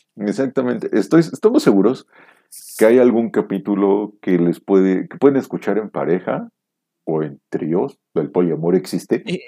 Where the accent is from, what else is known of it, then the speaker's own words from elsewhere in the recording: Mexico; como mexicano